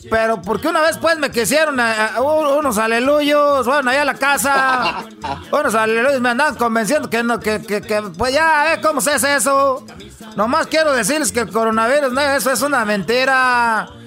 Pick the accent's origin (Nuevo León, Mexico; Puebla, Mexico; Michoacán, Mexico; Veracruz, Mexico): Michoacán, Mexico